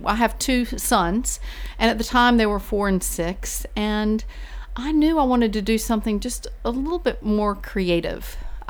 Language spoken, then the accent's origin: English; Sanford, North Carolina, United States; moved away as an adult; now in Virginia, United States; I grew up in a small town called Sanford